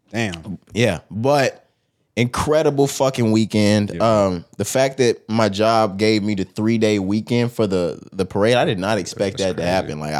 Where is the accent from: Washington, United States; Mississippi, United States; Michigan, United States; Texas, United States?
Texas, United States; I'm from Texas.